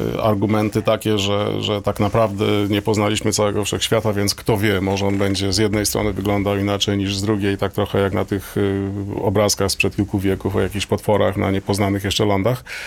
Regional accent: Toruń, Kuyavian-Pomeranian Voivodeship, Poland; moved away as an adult; ja nie urodziłem się, ale wychowałem się w Toruniu

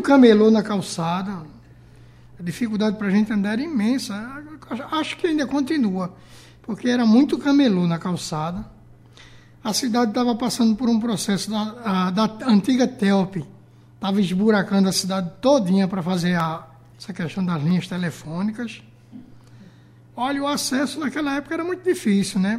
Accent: Gravatá, Pernambuco, Brazil; Eu sou da cidade de Gravatá

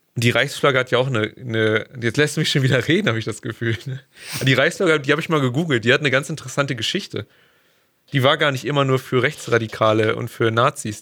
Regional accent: Germany; gerade als Deutscher, gerade hier bei uns

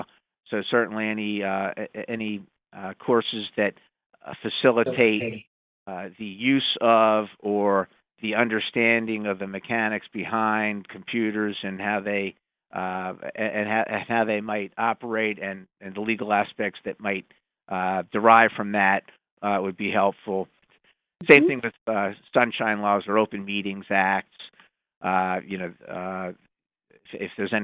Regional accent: Montgomery County, Maryland, United States; I'm from Montgomery County

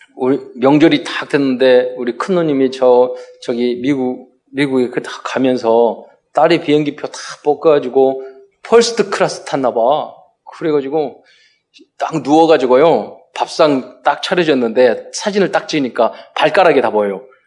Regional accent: South Korea; 저는 대한민국 시민권을 가진 자로서

